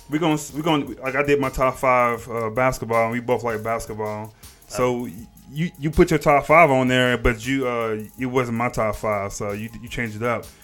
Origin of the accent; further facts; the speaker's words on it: Texas, United States; We met at school, man. I came from Texas.